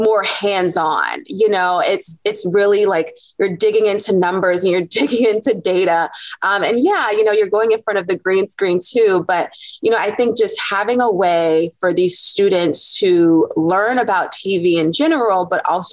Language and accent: English; Norfolk, Virginia, United States; I'm from Norfolk, Virginia.